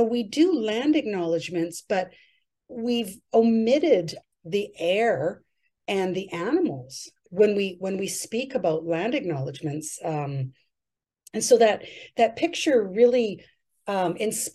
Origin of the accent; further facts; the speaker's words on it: 'Namgis Nation, British Columbia, Canada; I'm from the Numgis Nation